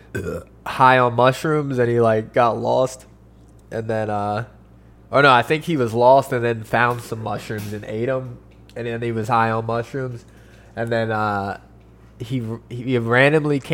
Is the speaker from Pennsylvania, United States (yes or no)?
yes; Poconos, Pennsylvania, United States; local news from my hometown